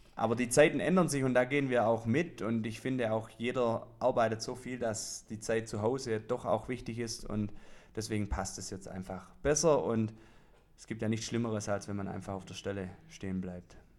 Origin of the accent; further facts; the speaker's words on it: Swabia, Baden-Württemberg, Germany; accent: Swabian; würde ich mal auf Schwäbisch aussprechen